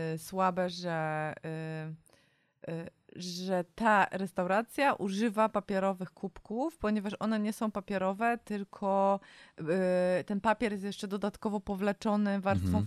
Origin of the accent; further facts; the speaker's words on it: Warsaw, Masovian Voivodeship, Poland; my jesteśmy z Warszawy